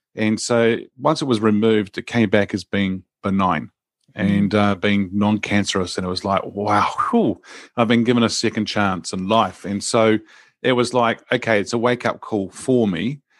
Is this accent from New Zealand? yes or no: yes; New Zealand; born and grew up in New Zealand here